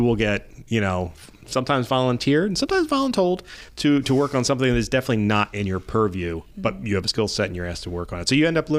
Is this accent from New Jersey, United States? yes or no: yes; Elmer, New Jersey, United States; I was born in Elmer and I spent a lot of my time in Salem County.